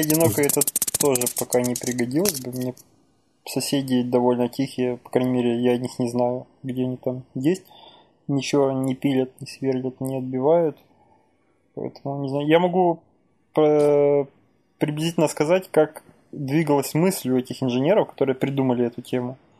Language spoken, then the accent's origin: Russian; Ukraine; moved away; моя родина Украина. Я в Украине родился, в Украине вырос